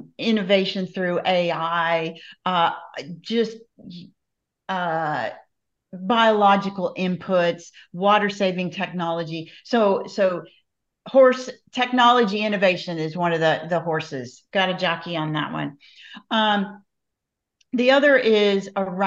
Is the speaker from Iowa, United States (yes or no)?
yes; Iowa, United States; When I was growing up in Iowa, so many years ago